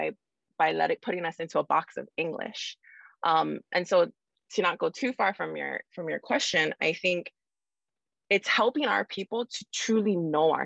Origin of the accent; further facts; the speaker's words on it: Hawaii, United States; we're in the middle of the Pacific